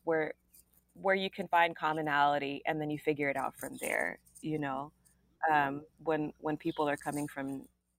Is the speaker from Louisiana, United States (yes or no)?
yes; Columbia, Louisiana, United States; also born or lived in Yokosuka, Japan / Shreveport, Louisiana; I grew up in Columbia, Louisiana. That's where I spent my childhood